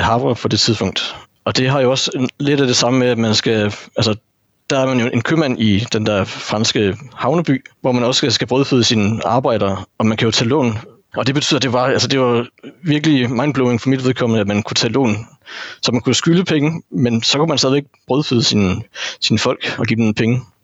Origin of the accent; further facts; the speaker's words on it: North Jutland, North Denmark Region, Denmark; Jeg er en gammel nordjyde